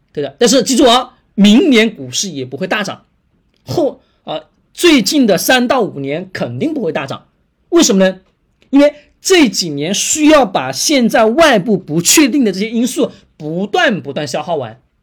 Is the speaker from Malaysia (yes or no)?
no; China; 我们中国人本身刻在骨子里面的本能